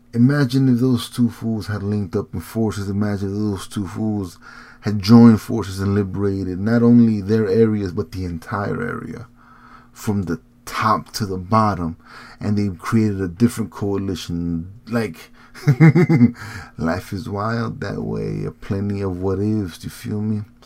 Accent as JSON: {"language": "English", "region": "Morelos", "country": "Mexico", "said": "I'm not from Guerrero. I'm not from Iguala. I'm from Morelos"}